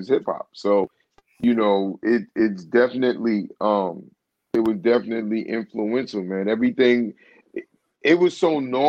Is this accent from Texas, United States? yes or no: no; New York City, New York, United States; growing up in East New York